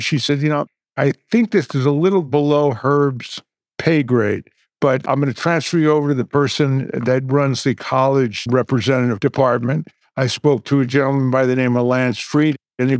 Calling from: Calabasas, California, United States; I'm coming in from Calabasas, California.

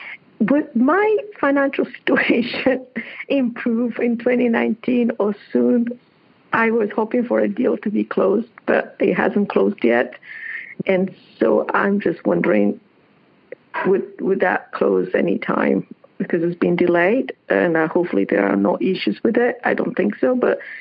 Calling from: Hilton Head Island, South Carolina, United States; I'm calling from Hilton Head Island, South Carolina.

